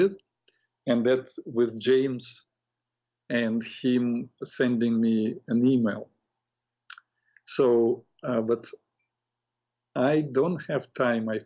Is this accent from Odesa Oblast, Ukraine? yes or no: yes; Odesa, Odesa Oblast, Ukraine; moved away; I grew up in Odessa, Ukraine